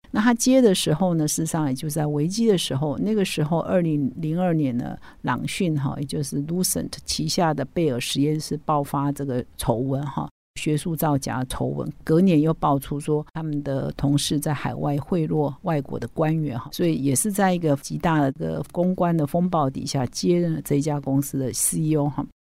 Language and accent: Chinese; Taiwan; 我们台湾人